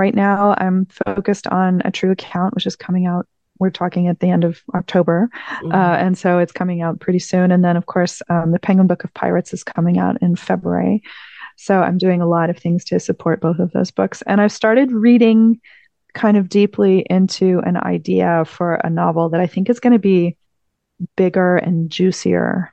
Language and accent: English; Houston, Texas, United States; moved away; Houston, which is my hometown